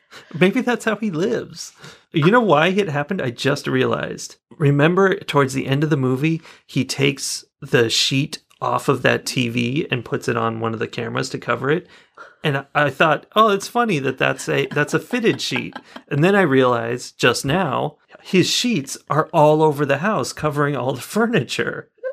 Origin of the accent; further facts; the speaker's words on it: California, United States; I'm from California